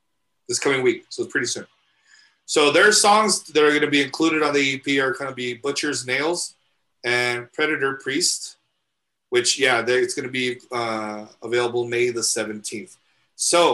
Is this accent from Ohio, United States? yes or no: no; El Paso, Texas, United States; we're from El Paso, so we have to eat menudo